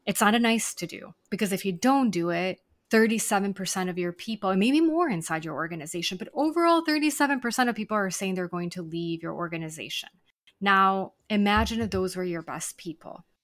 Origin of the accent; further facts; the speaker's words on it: Serbia; now in Buenos Aires, Argentina; I'm actually originally from Serbia, so my parents are visiting from there